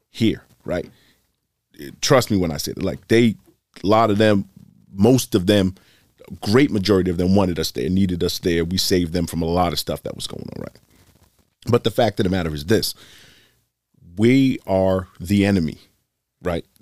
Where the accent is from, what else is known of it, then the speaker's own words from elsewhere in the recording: Boston, Massachusetts, United States; I'm born and raised in Boston.